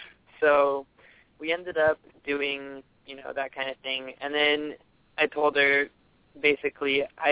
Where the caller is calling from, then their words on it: Mountain View, California, United States; I'm calling from Mountain View.